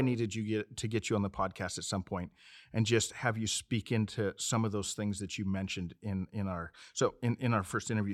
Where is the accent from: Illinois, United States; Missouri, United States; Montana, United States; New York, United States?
Montana, United States; now in Phoenix, United States; I'm originally from Montana, but we've been here for sixteen, seventeen years